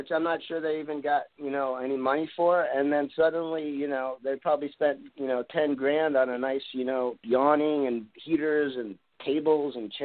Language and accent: English; East Coast, United States; I'm from the East Coast